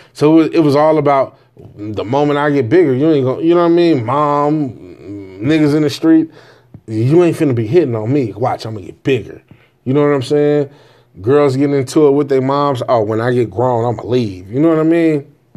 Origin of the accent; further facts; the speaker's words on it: Jamaica; I'm Jamaican.